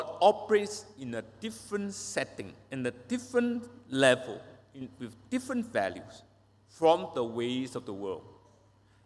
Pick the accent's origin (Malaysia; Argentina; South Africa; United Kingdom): Malaysia; Penang; I was not born and bred in Penang. I came to Penang, Malaysia, when I was 8 years old, a long, long time ago.